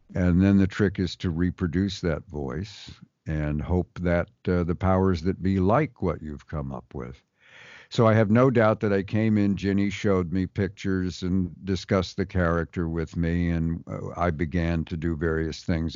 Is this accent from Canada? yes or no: yes; Montreal, Quebec, Canada; we're both from Montreal, Canada.